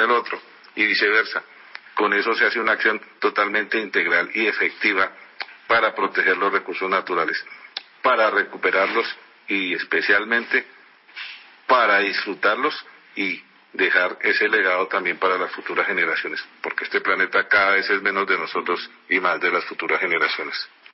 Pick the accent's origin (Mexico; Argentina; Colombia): Colombia; nosotros como colombianos